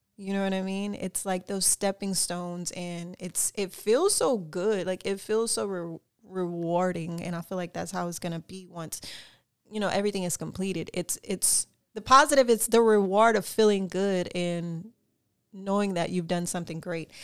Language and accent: English; Lafayette, Louisiana, United States; also born or lived in North Hollywood, Los Angeles; now in Los Angeles, United States; originally born and raised in Lafayette, Louisiana.